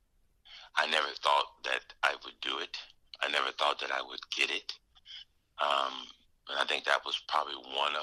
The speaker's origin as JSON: {"language": "English", "town": "Los Angeles", "region": "California", "country": "United States", "tie": "born or raised there", "moved": "yes", "lives_now": "Ohio, United States", "said": "I grew up in Los Angeles"}